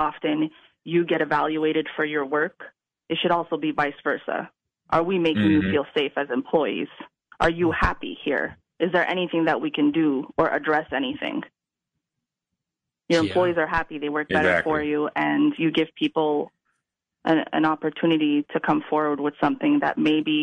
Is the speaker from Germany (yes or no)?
no; Montreal, Quebec, Canada; first language Italian; English is a second language; I was raised in Montreal. I'm Italian. And the first language I learned was Italian.